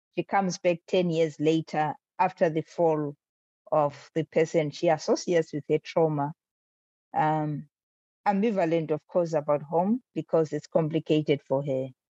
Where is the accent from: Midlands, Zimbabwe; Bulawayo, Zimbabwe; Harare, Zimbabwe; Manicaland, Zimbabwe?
Bulawayo, Zimbabwe; It's my hometown. It's my hometown. It's where I grew up